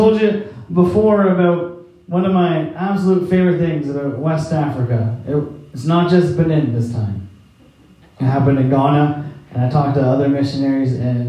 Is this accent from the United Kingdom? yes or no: no; the Maritimes, Canada; we're Canadian. We're expressionless. We're Maritimers